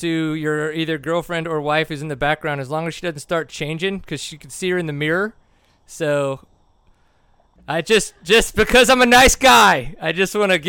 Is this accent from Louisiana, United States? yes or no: yes; Louisiana, United States; now in Texas, United States; when I growing up in Louisiana